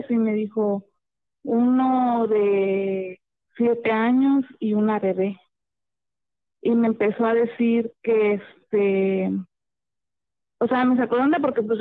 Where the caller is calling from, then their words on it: Lázaro Cárdenas, Michoacán, Mexico; hablo de Michoacán, Lázaro